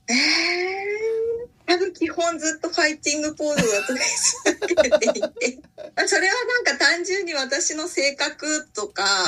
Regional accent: Tokyo, Japan; 私は東京でえー、生まれ育って今も東京に住んでいるんです

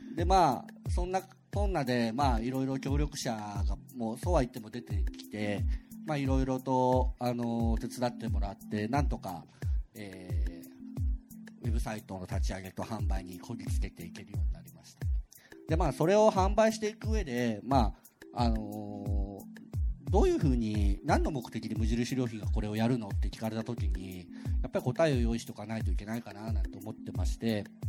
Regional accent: Okayama, Japan; moved away as an adult; now in Tokyo, Japan; そもそも僕岡山の結構田舎の方の出身で田舎から出たくてしょうがなかったですよね

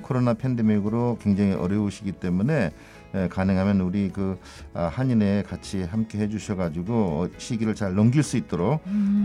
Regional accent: Hongseong, South Chungcheong, South Korea; moved away as an adult; also born or lived in Tokyo, Japan; now in Fukuoka, Japan; 저는 대한민국 충청남도 홍성 출생이고요

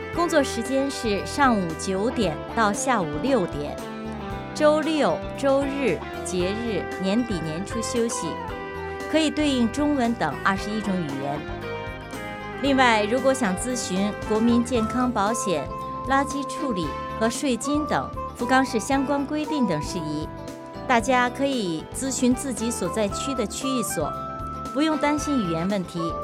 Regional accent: Beijing, China; moved away as an adult; now in Fukuoka, Japan; 来自北京，和徐多朋友一样，我来日本，也是在一个樱花盛开的美丽的春天。一来就直奔福冈，然后就没动过

